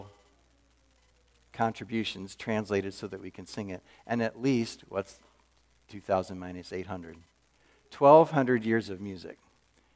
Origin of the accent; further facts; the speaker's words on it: Wilmington, Delaware, United States; moved away as an adult; also born or lived in Texas / St. Louis; I was born in Texas, but very early in life moved out east, and I was raised in Wilmington, Delaware, through all my grade school and high school years